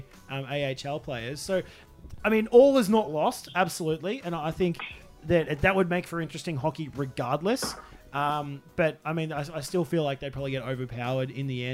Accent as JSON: {"language": "English", "country": "Australia", "said": "I'm an Australian"}